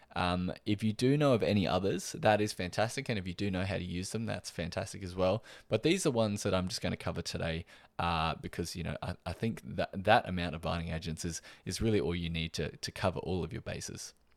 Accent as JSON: {"language": "English", "country": "Australia"}